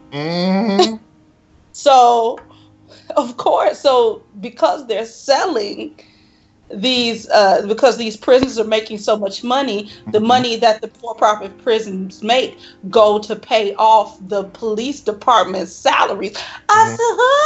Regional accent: Chicago, Illinois, United States; I am from Chicago, but my people were from Mississippi

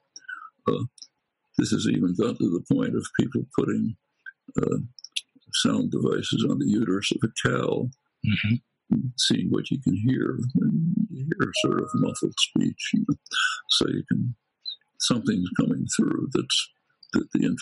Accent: Philadelphia, Pennsylvania, United States; I come from Northeast Philadelphia, not from the Ukraine

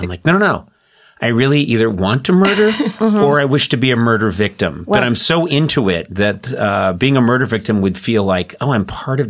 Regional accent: Boston, Massachusetts, United States; I was not really that aware growing up in the late 60s and 70s.

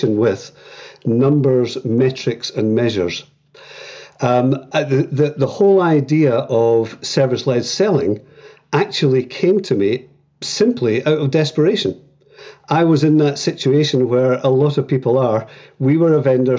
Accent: Edinburgh, Scotland, United Kingdom; moved away as an adult; now in Northern Ireland, United Kingdom; I was born in Edinburgh and lived there most of my life, but moved to Northern Ireland 12 years ago

